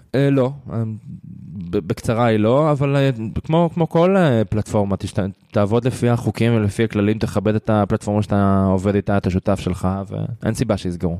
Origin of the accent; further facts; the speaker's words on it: Israel; בתור ישראלי